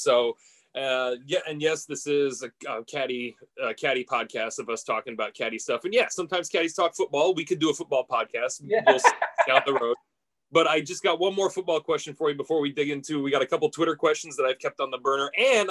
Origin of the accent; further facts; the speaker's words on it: Coquille, Oregon, United States; I grew up in Coquille. Our rival was Myrtle Point